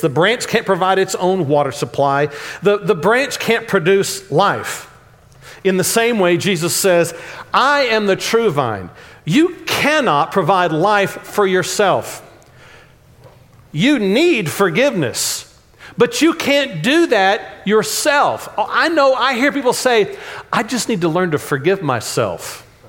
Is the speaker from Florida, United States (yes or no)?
no; Dallas, Texas, United States; accent: Texanese; When I grew up in Oak Cliff